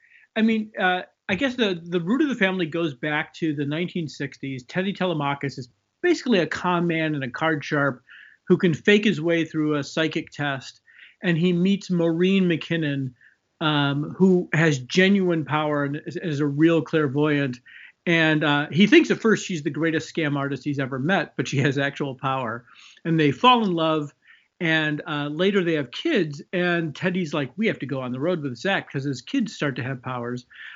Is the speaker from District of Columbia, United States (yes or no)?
no; Chicago, Illinois, United States; Yeah, so I grew up in Chicago. I went to school in the 80s.